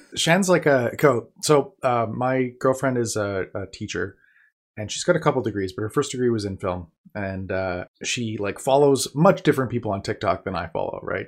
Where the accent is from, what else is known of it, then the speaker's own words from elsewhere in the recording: Manitoba, Canada; I'm from Manitoba, Canada